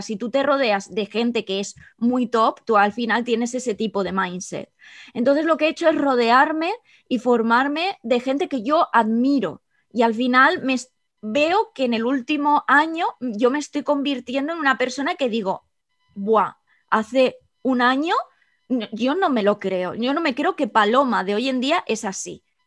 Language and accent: Spanish; El Campello, Valencian Community, Spain; moved away as an adult; also born or lived in Edinburgh, United Kingdom; now in London, United Kingdom; soy de El Campello, un pueblo de Alicante en España